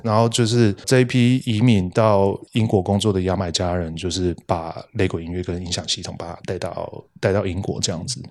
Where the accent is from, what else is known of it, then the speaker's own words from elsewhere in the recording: Tainan, Taiwan; 我是台南人